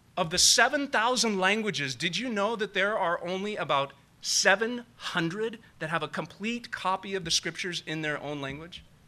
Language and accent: English; Nevada County, California, United States; Growing up in Nevada County